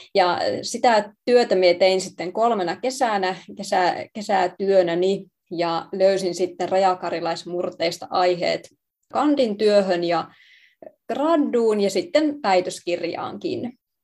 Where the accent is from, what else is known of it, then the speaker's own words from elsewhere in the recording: Savonlinna, South Savo, Finland; me on tosiaan kotoisin siis Savonlinnasta